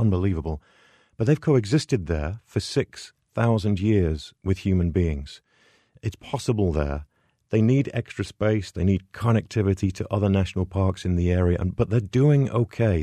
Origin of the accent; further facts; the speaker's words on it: England, United Kingdom; moved away as an adult; now in United States; I'm European originally from England, but I've been over in the States here in, uh, for twenty-three years now